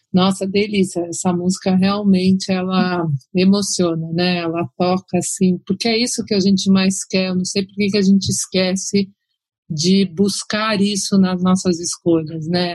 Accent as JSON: {"language": "Portuguese", "country": "Brazil", "said": "como brasileiros"}